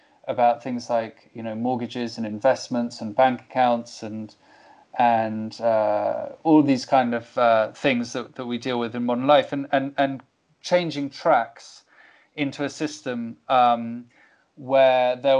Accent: Cuba; I think, you know, growing up in Cuba is a constant process of opening your eyes more and more

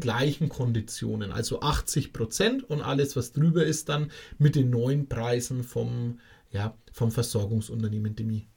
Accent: Bavaria, Germany; Bei uns in Bayern

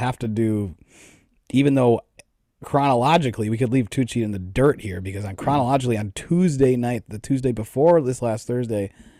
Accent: Wisconsin, United States; Like, I'm from... Yeah, I'm from Wisconsin

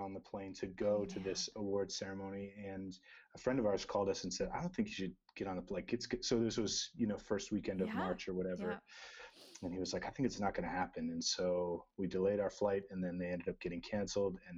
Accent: Burlington, Ontario, Canada; I grew up just outside Toronto. We still live kind of in the GTA area. Mm-hmm. And I grew up in Burlington

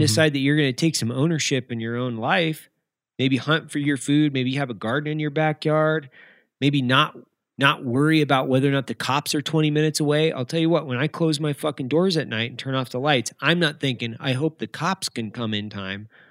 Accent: Lewiston, Idaho, United States; I grew up in Lewiston, Idaho

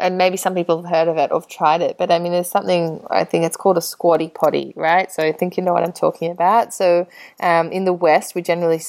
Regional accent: Australia; being Australian

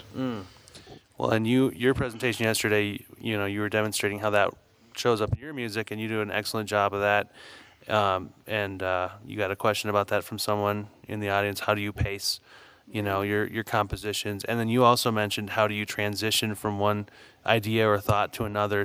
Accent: Saint Paul, Minnesota, United States; I grew up in St. Paul, Minnesota

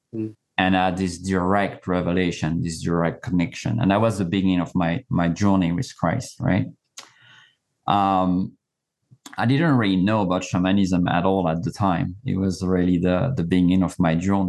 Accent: France; moved away; I was born and raised in France

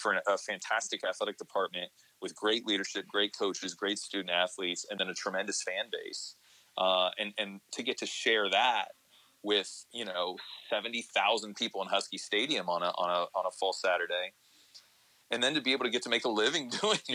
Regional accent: Columbus, Ohio, United States; moved away as an adult; also born or lived in East Coast; now in Seattle, United States; I was working in local radio in Columbus, Ohio, which was my hometown

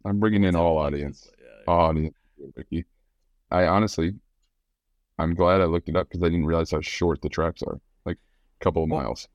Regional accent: United States; I'm American

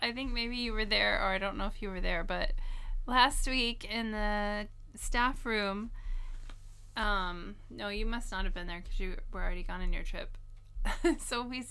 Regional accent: United States; now in Japan; being American

